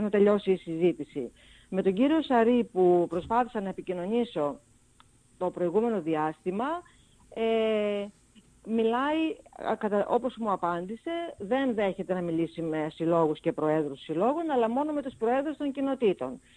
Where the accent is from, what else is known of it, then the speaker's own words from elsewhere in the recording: Lemnos, North Aegean, Greece; μένω και στο νησί μου